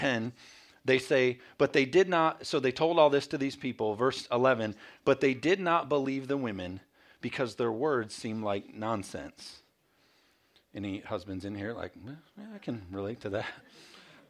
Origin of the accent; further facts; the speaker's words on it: Michigan, United States; moved away; also born or lived in Carolina; We're from Michigan. And so we had moved down to Carolina.